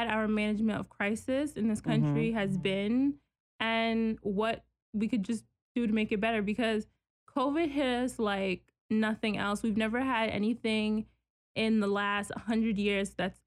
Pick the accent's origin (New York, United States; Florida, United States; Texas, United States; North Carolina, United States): New York, United States; New York City; I'm from Queens, New York